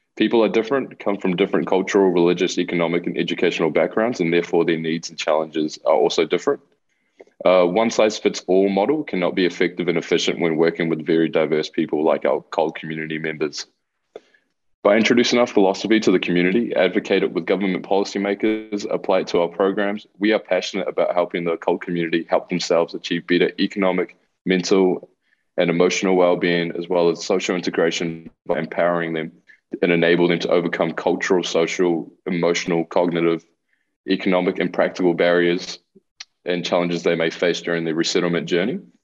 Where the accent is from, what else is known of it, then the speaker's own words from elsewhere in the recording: New Zealand; accent: Kiwi; first language Spanish; English is a second language; also born or lived in Chile; I basically did all my schooling in New Zealand, which is why I sound so Kiwi when I speak mm-hmm. English.